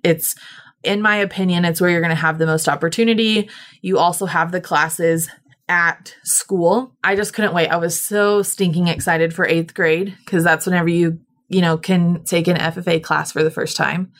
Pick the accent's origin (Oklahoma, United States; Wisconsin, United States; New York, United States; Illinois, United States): Oklahoma, United States; Cushing; I grew up in Cushing, which hilariously is known as the pipeline crossroads